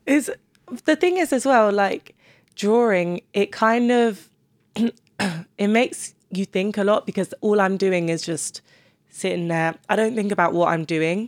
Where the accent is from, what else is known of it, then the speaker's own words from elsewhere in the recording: Cambridge, East of England, United Kingdom; moved away as an adult; now in London, United Kingdom; I wouldn't take back moving to Cambridge because of the people I did meet.